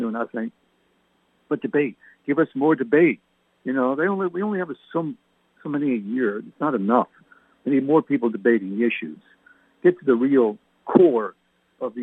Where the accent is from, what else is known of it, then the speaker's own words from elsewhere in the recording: Canada; now in United States; My parents were English. I was born in Canada.